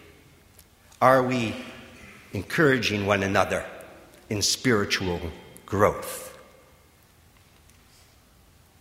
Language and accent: English; Wausau, Wisconsin, United States; moved away; I was born and raised in Wausau, Wisconsin, just about 200 miles east of here.